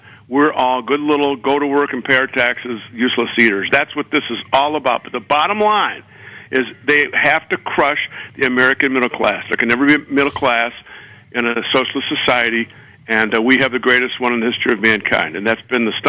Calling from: Beijing, China; When I called the first time there on Ed's show, I was calling from Moscow, and I'm in Peking now, stuttering Mandarin, so I can communicate with our Chinese overlords here soon.

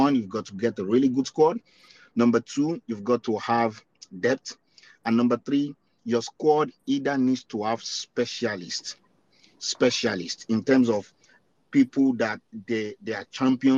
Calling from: Canada; Yeah, I'm in Canada.

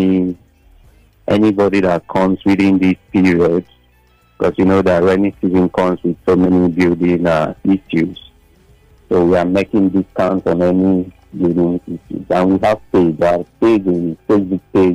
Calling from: Ikorodu, Lagos, Nigeria; calling from Ikorodu

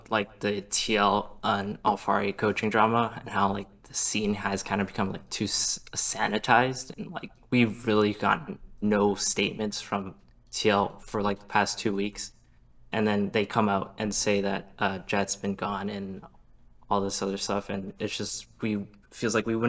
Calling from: Toronto, Ontario, Canada; Calling from Toronto, Ontario.

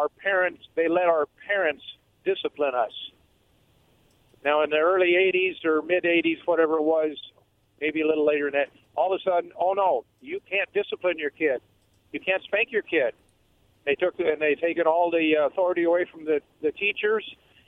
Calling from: Umatilla, United States; Oh, Sparky's back from Umatilla.

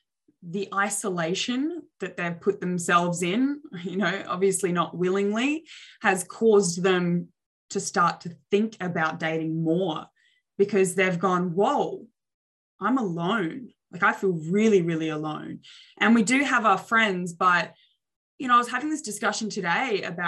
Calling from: Adelaide, South Australia, Australia; Yeah, so I'm tuning in from Adelaide, Australia, which is right next door to Melbourne, if anybody is familiar with Australia.

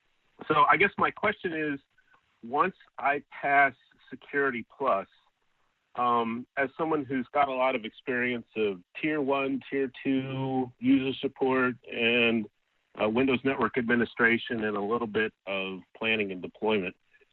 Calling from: Northern Virginia, United States; I'm calling from Northern Virginia.

